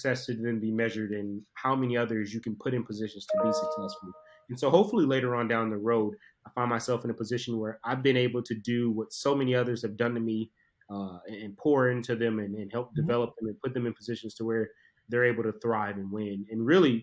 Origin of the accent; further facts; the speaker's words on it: Southeast Georgia, United States; I'm a kid from Southeast Georgia, inner city